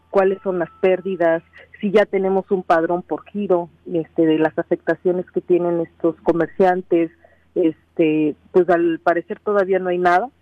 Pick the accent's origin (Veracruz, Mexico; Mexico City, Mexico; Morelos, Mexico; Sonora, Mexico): Morelos, Mexico; Cuautla; soy de Cuautla